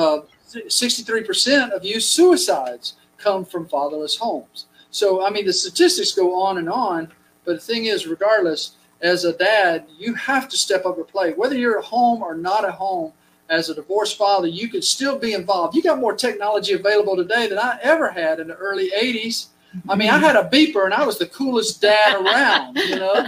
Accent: United States; We're American

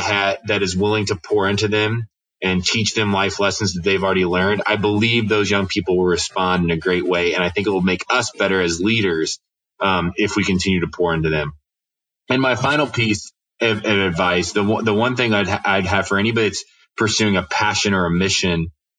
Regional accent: Winona Lake, Indiana, United States; I grew up on Winona Lake

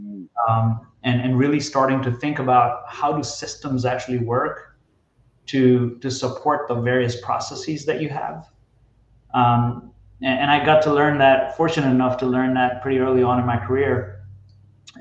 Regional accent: United States; I'm from Jersey/New York originally.

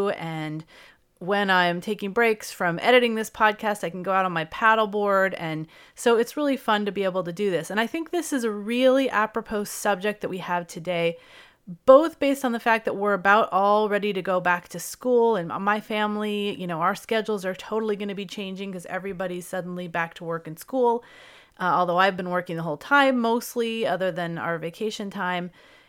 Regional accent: California, United States; So, as many of you know, I'm from California.

